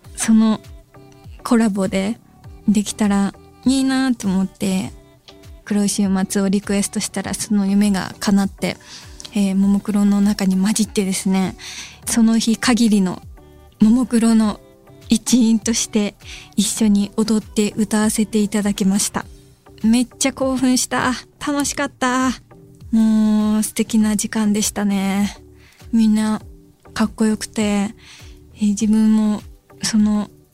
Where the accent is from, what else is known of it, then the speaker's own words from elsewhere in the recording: Hyogo, Japan; 私兵庫県出身で福崎町はマジでめちゃくちゃ近い町なんです自分の地元と